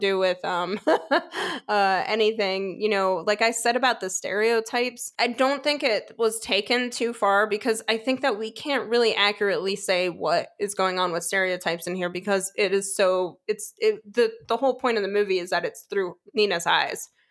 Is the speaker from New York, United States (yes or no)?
yes; New York, United States; accent: New York; I'm from New York